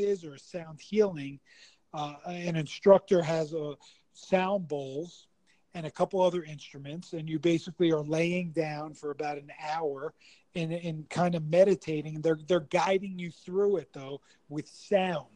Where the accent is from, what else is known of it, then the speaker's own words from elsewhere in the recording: East Coast, United States; I'm from the East Coast, so like I was brought up a certain way